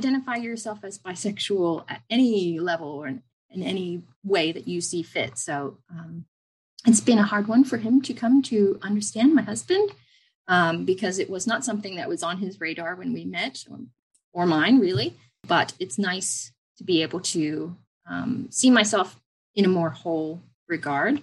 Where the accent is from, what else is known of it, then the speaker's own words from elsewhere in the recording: Lancaster County, Pennsylvania, United States; moved away as an adult; now in Australia; I grew up in Lancaster County, Pennsylvania.